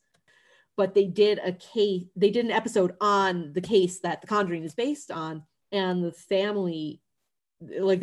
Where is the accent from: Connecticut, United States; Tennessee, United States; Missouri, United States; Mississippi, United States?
Connecticut, United States; Northern; accent: Massachusetts, like Worcester; I'm from Northern Connecticut. Like my hometown is right on the border.